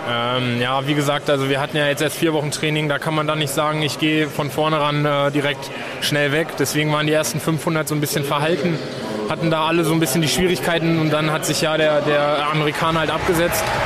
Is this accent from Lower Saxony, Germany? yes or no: yes; Hanover, Lower Saxony, Germany; Ich komme aus, äh, aus der Ecke von Hannover, bin, wohne jetzt